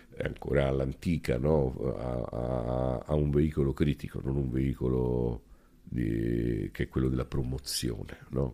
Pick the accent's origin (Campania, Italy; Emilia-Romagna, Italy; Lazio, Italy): Lazio, Italy; Rome; also born or lived in Calabria; Io sono cresciuto a Roma, adesso noi qua stiamo in una casa a tre secoli. Questa era una zona di Roma